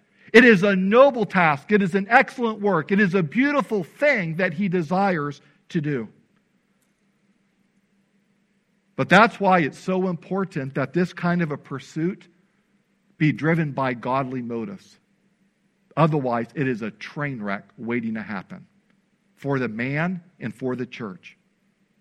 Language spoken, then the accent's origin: English; Illinois, United States; when I was growing up in Illinois